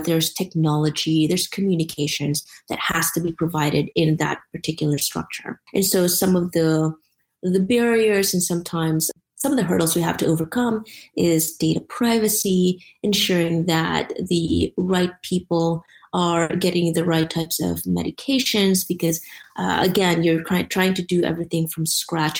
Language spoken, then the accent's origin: English; Philippines; now in United States; I grew up in the Philippines